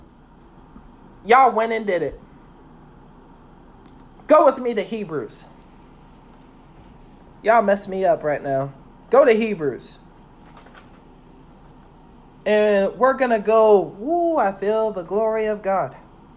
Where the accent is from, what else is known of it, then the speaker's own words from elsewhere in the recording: Virginia, United States; I'm from Virginia.